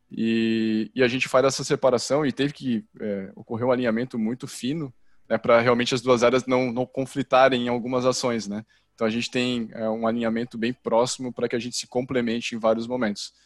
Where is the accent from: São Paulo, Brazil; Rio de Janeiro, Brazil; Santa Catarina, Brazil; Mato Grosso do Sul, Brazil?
Santa Catarina, Brazil; Florianópolis; responsável pelo time de CS na Involves, tenho 31 anos, sou de Floripa